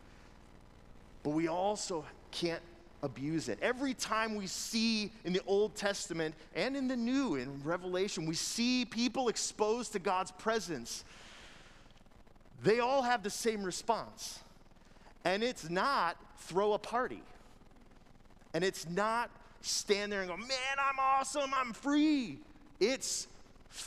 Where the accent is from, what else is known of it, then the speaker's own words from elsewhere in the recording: United States; we as Americans, as people who've been raised in the United States of America